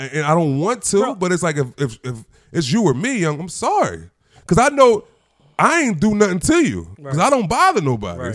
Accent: Chester, Pennsylvania, United States; I'm a nigga from Chester.

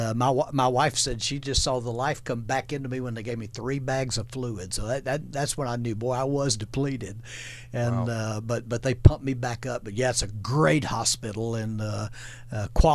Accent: Florence, Alabama, United States; I live in the Shoals area, back in my hometown

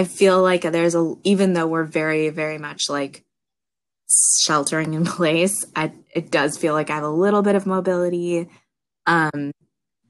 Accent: Ottawa, Ontario, Canada; moved away as an adult; now in New York City, United States; I grew up in Ottawa, Ontario, Canada

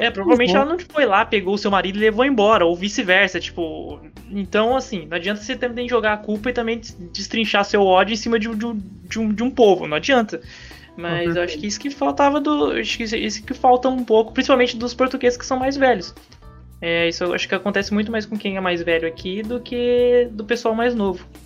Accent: Brazil; Mesmo eu sendo brasileiro, isso não muda.

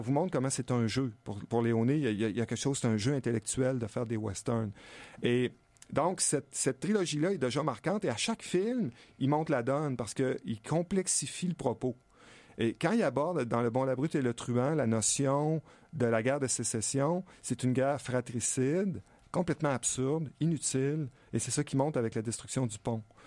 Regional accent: Stoneham, Quebec, Canada; un chalet en face de chez nous à Stoneham

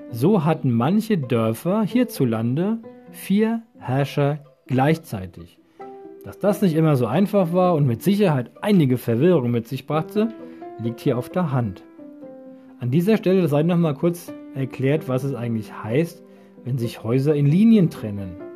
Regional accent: Allendorf, Rhineland-Palatinate, Germany; Hier gab es in späteren Jahren auch Verwalter aus meinem Heimatdorf Allendorf, was unmittelbar an Katzenellenbogen angrenzt.

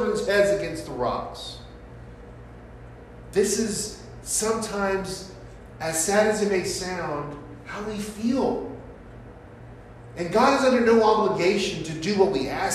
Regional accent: San Francisco, California, United States; Growing up in San Francisco and going to Abraham Lincoln High School

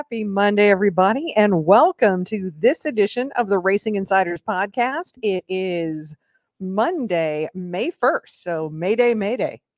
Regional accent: Iowa, United States; moved away; I grew up in Iowa

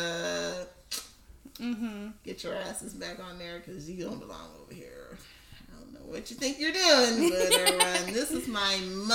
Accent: Chicago, Illinois, United States; where I grew up in Bronzeville

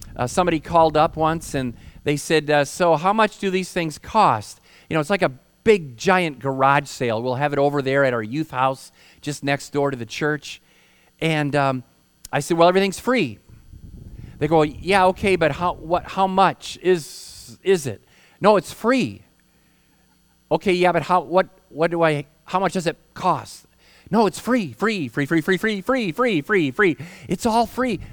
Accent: Holland, Michigan, United States; moved away; I hail from Michigan, proud Michigander. And I grew up in Holland, which is near Lake Michigan

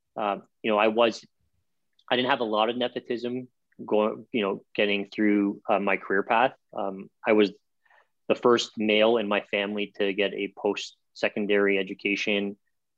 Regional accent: Toronto, Ontario, Canada; growing up in Toronto

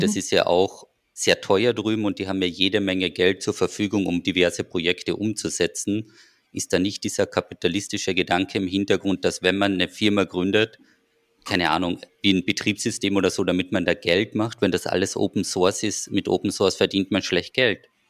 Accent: Austria; als Österreicher

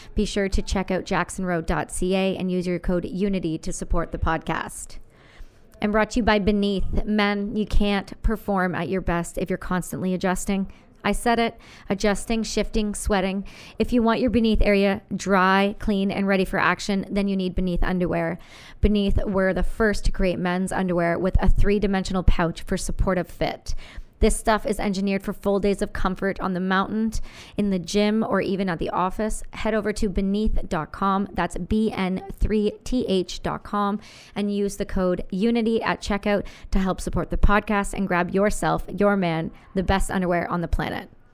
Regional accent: Canada; I'm as Canadian as it gets

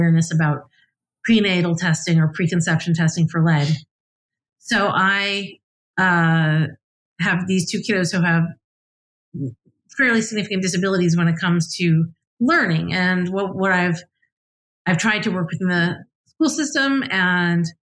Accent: United States; also born or lived in Scotland; as an American

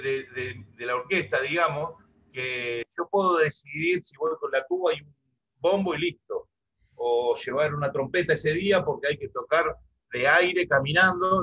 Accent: Laguna Paiva, Santa Fe, Argentina; moved away; yo soy, vengo de Santa Fe, del litoral, del costado del río, me crié ahí

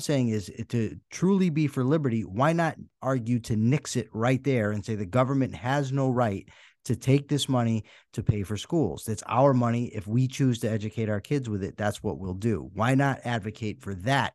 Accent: Wethersfield, Connecticut, United States; I grew up in Weathersfield, Connecticut

